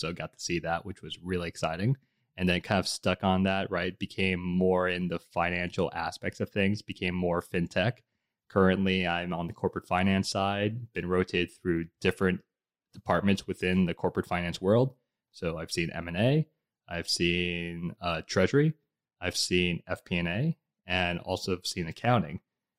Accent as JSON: {"language": "English", "region": "New York", "country": "United States", "tie": "born there", "also_born_or_lived": "Bogota, Colombia / Budapest, Hungary / New Jersey, United States", "said": "I was born in New York City, lived in Bogota, Colombia, lived in Budapest, Hungary, then finally settled back in New Jersey with family here."}